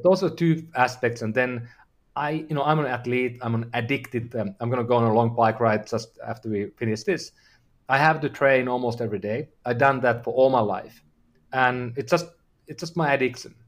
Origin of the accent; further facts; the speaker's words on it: Finland; I'm from, I'm from Finland